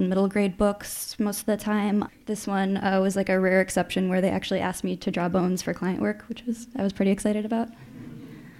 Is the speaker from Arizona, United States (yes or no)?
no; Chicago, Illinois, United States; moved away as an adult; now in Minneapolis, United States; I grew up in Chicago, and I've lived in Minnesota since 2008